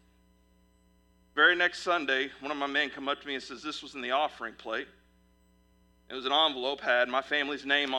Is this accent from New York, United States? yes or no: no; Fort Worth, Texas, United States; now in Midwest, United States; I'm originally from Fort Worth, Texas